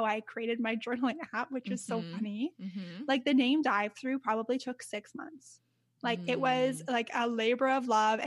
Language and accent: English; Canada; I'm Canadian. Like I was born here and my family, like my parents were Canadian